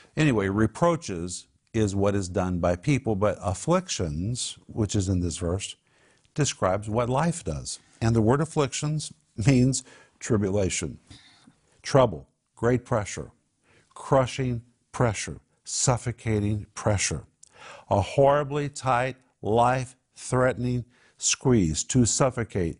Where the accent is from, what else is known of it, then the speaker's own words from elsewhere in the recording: Tulsa, Oklahoma, United States; I grew up in Tulsa